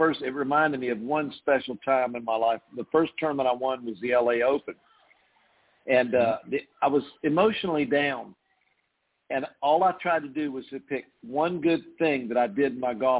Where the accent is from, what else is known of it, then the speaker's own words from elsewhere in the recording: Fayetteville, North Carolina, United States; my hometown of Fayetteville, North Carolina